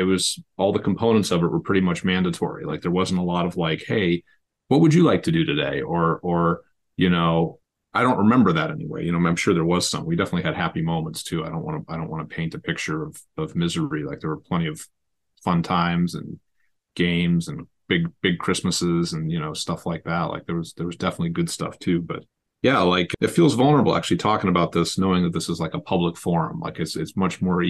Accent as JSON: {"language": "English", "region": "Massachusetts", "country": "United States", "tie": "born or raised there", "also_born_or_lived": "Illinois", "said": "we moved out here when I was 8"}